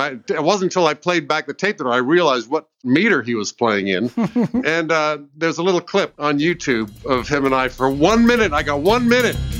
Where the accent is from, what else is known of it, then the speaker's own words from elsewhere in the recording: United States; now in England; I'm American.